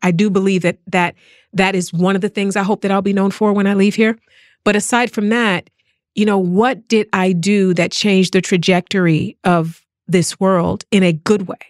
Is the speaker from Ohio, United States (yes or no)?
yes; East Cleveland, Ohio, United States; moved away as an adult; now in Los Angeles, United States; I was born and bred in East Cleveland, Ohio